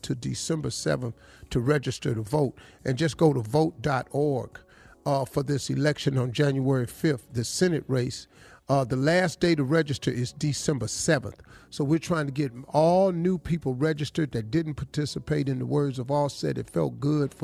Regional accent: Cleveland, Ohio, United States; I'm from Cleveland

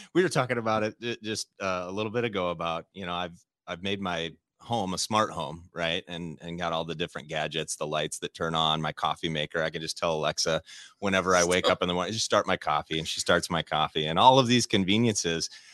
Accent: Midwest, United States; growing up in the Midwest

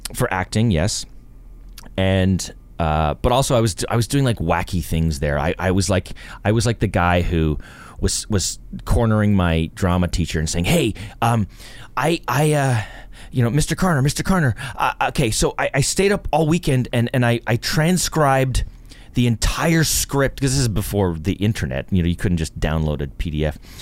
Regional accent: Toronto, Ontario, Canada; born or raised there

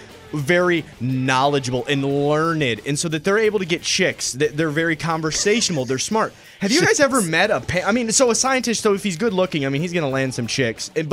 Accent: the North, United States; I'm from the North

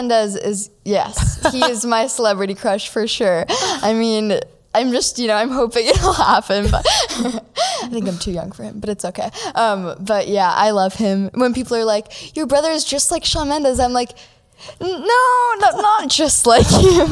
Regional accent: Toronto, Ontario, Canada; I'm from Toronto, Canada.

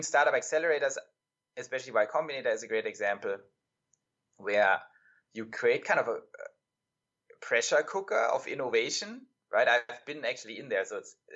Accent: Germany; moved away; I'm European, right? So I grew up in Germany

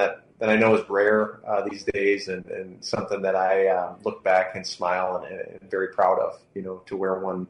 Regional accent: St. Paul, Minnesota, United States; it just kind of the stars aligned for me to be selected by my hometown team, and then to be able to stay my whole career with that hometown team

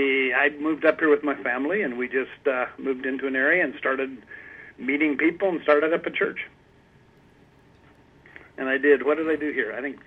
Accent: Idaho, United States; moved away as an adult; also born or lived in Iowa / Chicago / Oregon / Southern California; now in Vancouver, Canada; I was born in Iowa, lived in Chicago for about 6 years, and then spent most of my early childhood and teenage years in Idaho, and went to college in Oregon, and worked on my master's down in Southern California, Escondido, San Diego area.

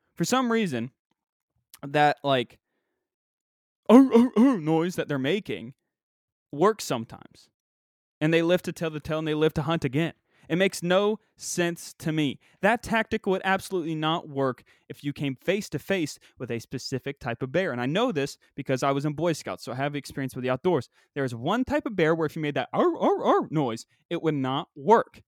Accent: West Virginia, United States; moved away; also born or lived in Pennsylvania; growing up in West Virginia

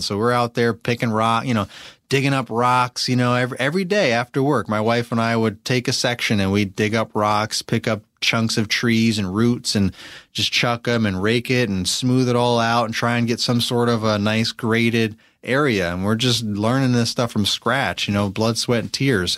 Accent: Albany, New York, United States; moved away as an adult; also born or lived in Pennsylvania; now in Virginia, United States; I'm from Albany, New York

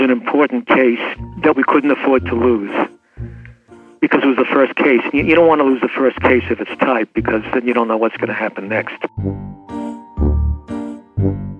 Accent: New York City, New York, United States; I was born in Williamsburg Maternity Hospital in Williamsburg, Brooklyn

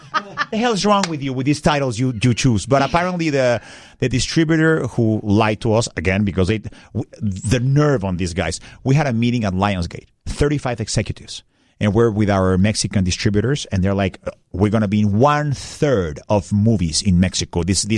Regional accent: Russia; accent: Russian; Eric asked me, are you from Scotland? I'm like, no. I know my accent threw you off a little bit.

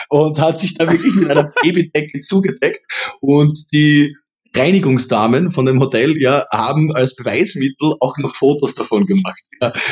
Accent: Styria, Austria; accent: Austrian Styrian; ich habe eher die Angst, dass ich irgendwo in das typisch österreichisch-steirische, äh, das, wie, wie soll ich sagen

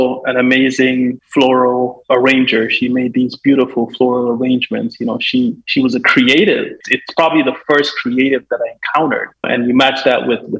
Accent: Guyana; also born or lived in Jamaica; now in Washington, D.C., United States; growing up in Guyana, we're really close to the equator

